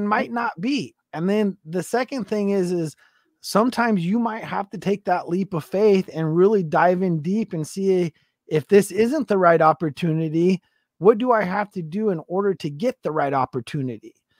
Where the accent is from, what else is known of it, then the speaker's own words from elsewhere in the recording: West Coast, United States; I'm from the West Coast